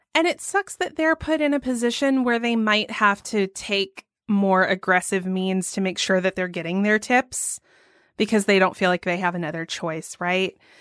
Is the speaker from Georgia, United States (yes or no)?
yes; Georgia, United States; here in my home state of Georgia